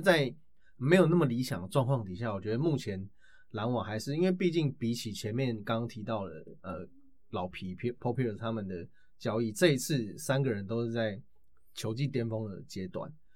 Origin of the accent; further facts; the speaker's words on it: Taiwan; 我是台湾的